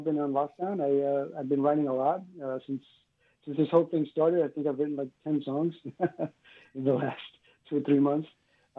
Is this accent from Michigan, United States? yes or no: no; New York City, New York, United States; also born or lived in Cuba; now in South Florida, United States; I grew up in New York City.